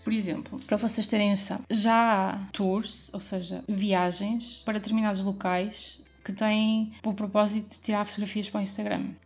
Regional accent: Porto, Norte, Portugal; now in Albergaria-a-Velha, Portugal; eu sou do Porto, nasci no Porto. Neste momento estou a morar em Albergaria Velha e trabalho em Anadia

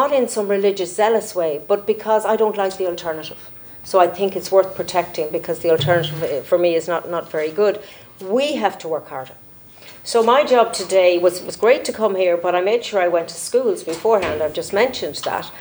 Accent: Ireland; as an Irish MEP

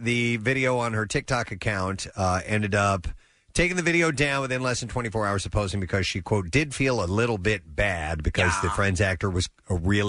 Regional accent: St. Louis, Missouri, United States; moved away; I grew up in St. Louis, so we drank Anheuser-Busch products because the brewery's right there.

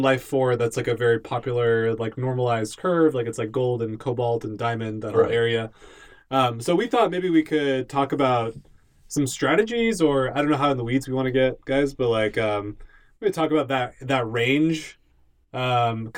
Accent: Southern California, United States; moved away; I'm from SoCal, so I went home recently

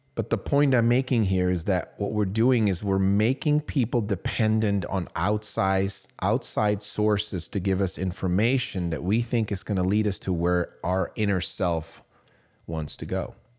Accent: Switzerland; I was growing up in Switzerland.

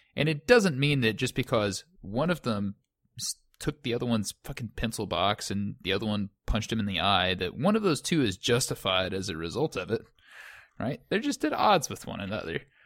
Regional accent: United States; as an American

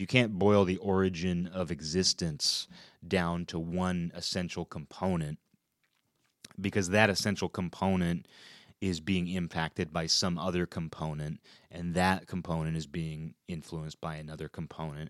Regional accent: Kirkland, Washington, United States; at the time in which we grew up there

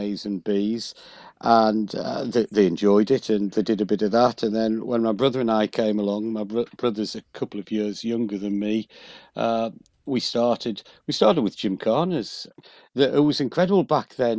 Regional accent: County Durham, North East England, United Kingdom; moved away; I'm originally from County Durham

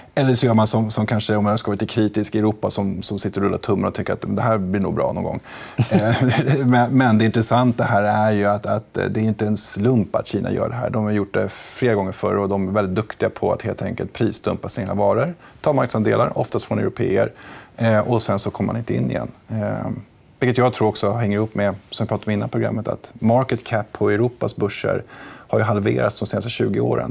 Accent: Sweden; som svensk

